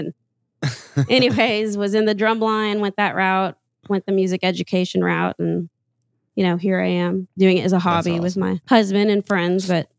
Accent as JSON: {"language": "English", "region": "Louisiana", "country": "United States", "said": "because I'm from Louisiana. Kind of. I'm an Army brat"}